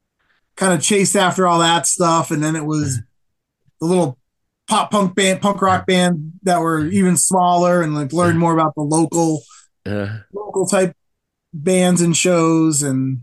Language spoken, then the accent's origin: English; Springfield, Massachusetts, United States; So I'm from Western Massachusetts